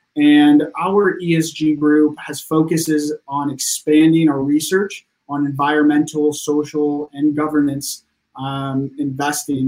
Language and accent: English; Sacramento, California, United States; now in Los Angeles, United States; I was born and raised in Sacramento, California